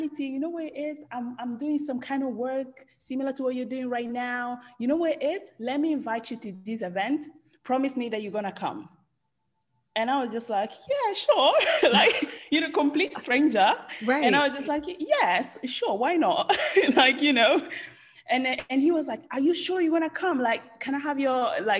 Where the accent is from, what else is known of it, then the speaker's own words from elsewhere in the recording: Italy; English is a second language; moved away as an adult; now in London, United Kingdom; I was born and raised in Italy.